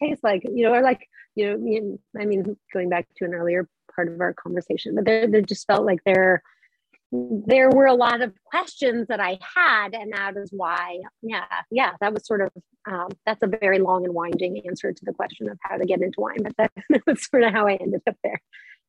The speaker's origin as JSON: {"language": "English", "region": "Colorado", "country": "United States", "tie": "born or raised there", "said": "I did not grow up there at all. I grew up in Colorado"}